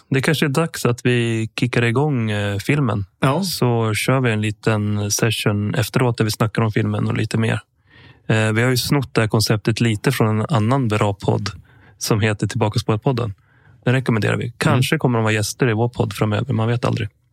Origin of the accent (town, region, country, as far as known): Sweden; born or raised there; also born or lived in Sala / Sandviken